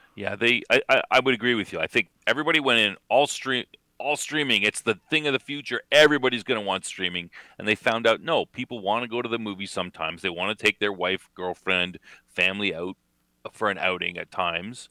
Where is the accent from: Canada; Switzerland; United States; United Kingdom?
Canada; accent: Canadian; my Canadian accent